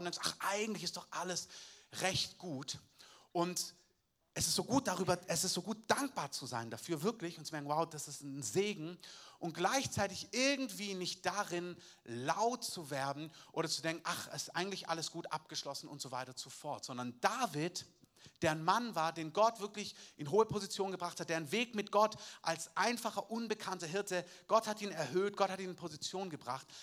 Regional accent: Southern Germany, Germany; als Süddeutscher

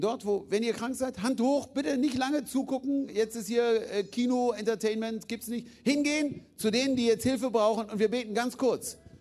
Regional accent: Germany; Wir sind Deutsche.

